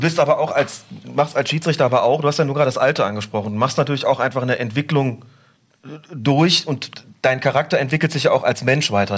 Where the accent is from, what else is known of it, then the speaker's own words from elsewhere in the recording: Rhineland, Germany; ich bin im Rheinland groß geworden